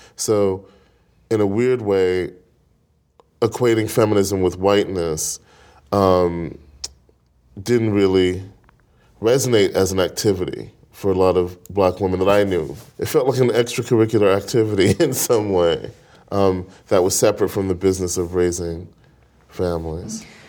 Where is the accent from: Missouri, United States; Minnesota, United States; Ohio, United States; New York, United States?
New York, United States; New York City; I grew up in Brooklyn